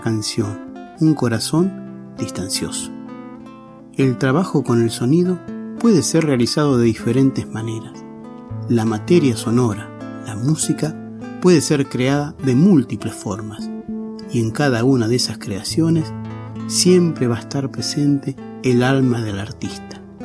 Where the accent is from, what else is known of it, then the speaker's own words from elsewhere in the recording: La Maruja, La Pampa, Argentina; pampeano de La Maruja